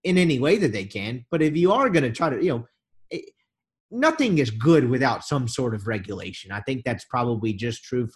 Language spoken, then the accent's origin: English; Jackson, Mississippi, United States; I grew up in Jackson